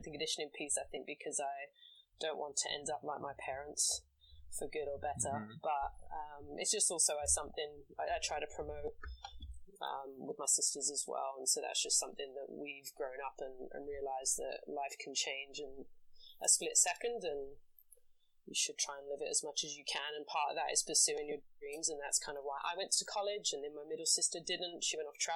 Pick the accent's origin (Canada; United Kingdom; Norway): United Kingdom; London; now in New York, United States; I'm from England, born and bred in London.